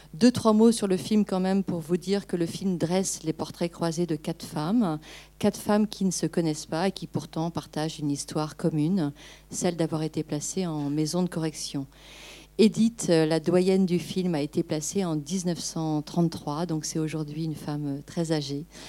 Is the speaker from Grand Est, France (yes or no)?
no; Angers, Pays de la Loire, France; moved away; je suis angevine, j'ai grandi à Angers.